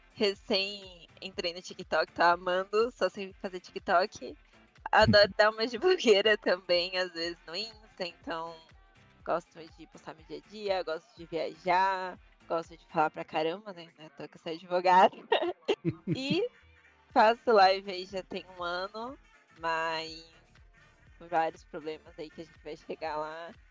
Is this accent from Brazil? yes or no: yes; São Paulo, Brazil; Tenho 23 anos, sou de São Paulo, advogada